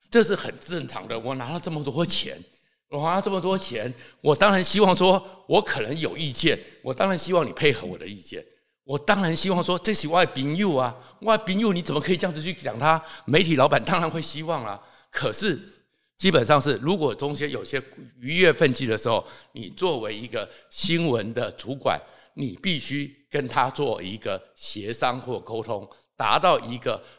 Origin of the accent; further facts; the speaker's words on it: Taoyuan, Taiwan; 我是桃园人，所以又跟刘邦友认识